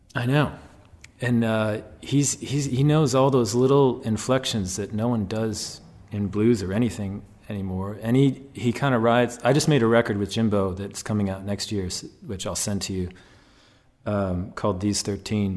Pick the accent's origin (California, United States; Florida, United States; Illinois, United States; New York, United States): Illinois, United States; Chicago; I grew up in Chicago on the North Shore